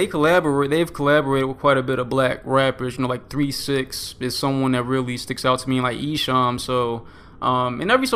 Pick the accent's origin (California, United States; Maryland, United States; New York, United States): Maryland, United States; Baltimore; moved away as an adult; now in Oklahoma, United States; I'm from Baltimore, but, you know, I'm in Oklahoma right now.